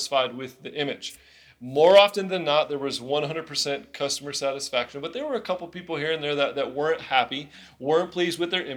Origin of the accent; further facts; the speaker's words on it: Illinois, United States; moved away as an adult; now in Nashville, United States; we were both born and raised in Illinois